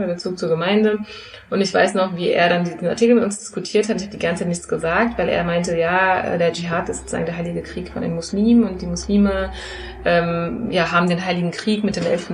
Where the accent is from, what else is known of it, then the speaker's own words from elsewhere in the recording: Frankfurt, Hesse, Germany; also born or lived in Geneva; ich bin hier in Frankfurt geboren und ja. aufgewachsen, ging hier zur Grundschule, habe hier Abitur gemacht